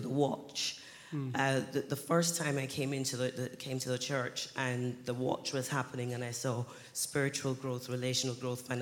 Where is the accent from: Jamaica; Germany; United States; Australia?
Jamaica; now in United Kingdom; I was born here in the UK, but I grew up in Jamaica